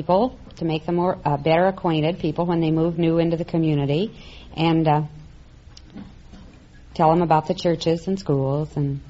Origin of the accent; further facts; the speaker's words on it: Oskaloosa, Iowa, United States; I was born in Oskaloosa, Iowa.